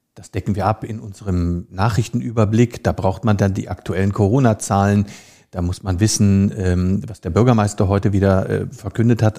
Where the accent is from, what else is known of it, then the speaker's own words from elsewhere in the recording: Rhineland, Germany; moved away as an adult; also born or lived in London; now in Hamburg, Germany; Ich als Rheinländer